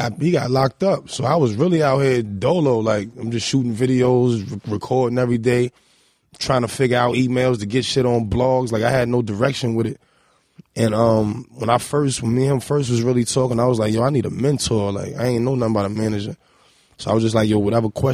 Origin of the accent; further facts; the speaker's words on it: New York City, New York, United States; I'm from First. I mean, you could walk that. And that's the east side of Harlem.